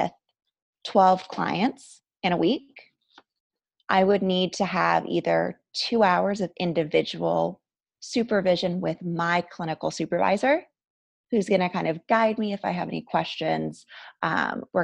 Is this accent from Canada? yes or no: yes; Canada; moved away as an adult; I'm also Canadian, so I had to go through my immigration process when I got married